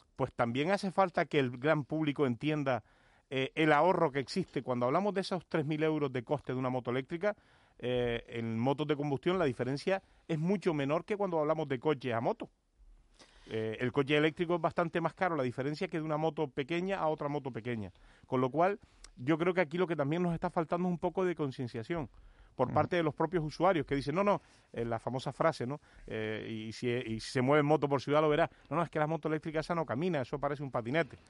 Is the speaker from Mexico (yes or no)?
no; Agüimes, Canary Islands, Spain; Yo, yo vivo y soy, y, además un defensor importante de nuestro pueblo, de la villa de Agüimes